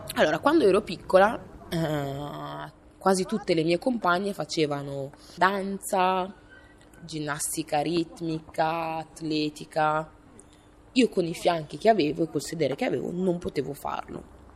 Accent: Italy; io sono nata in Italia

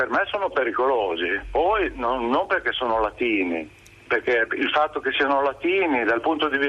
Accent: Emilia-Romagna, Italy; moved away as an adult; now in Milan, Italy; Io sono romagnolo

